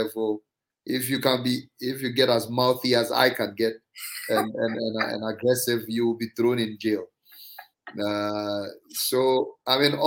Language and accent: English; Mamfe, Eastern Region, Ghana; I grew up in Manfe, in the Eastern region